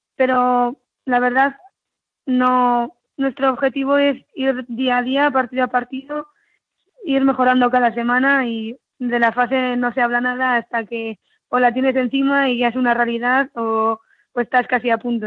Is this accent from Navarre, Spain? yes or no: yes; Arizala, Navarre, Spain; yo soy de, de Arizala, ¿no? Mi padre es de Arizala